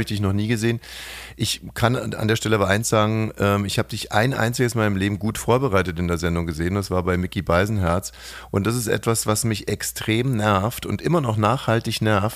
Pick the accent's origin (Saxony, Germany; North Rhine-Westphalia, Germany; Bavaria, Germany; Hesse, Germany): Bavaria, Germany; Ammersee; in meiner Heimat war, am Ammersee